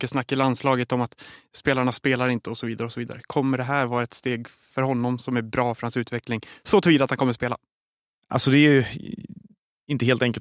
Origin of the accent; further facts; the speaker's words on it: Sweden; kan man ha som svensk i alla fall.